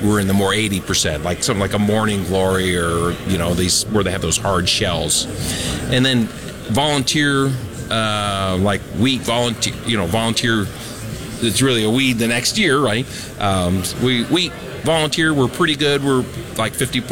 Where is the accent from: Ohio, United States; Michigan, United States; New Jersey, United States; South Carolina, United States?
Ohio, United States; I'm from Ohio